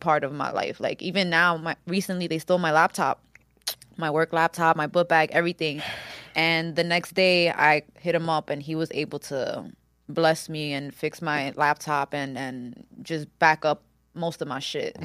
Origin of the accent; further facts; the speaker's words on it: Yonkers, New York, United States; also born or lived in Washington Heights, New York City; I moved to Yonkers when I was four